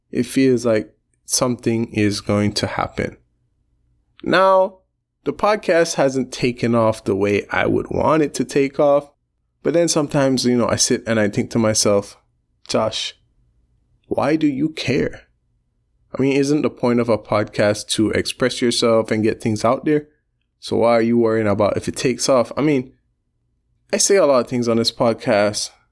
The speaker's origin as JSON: {"language": "English", "country": "Belize", "said": "I come from Belize"}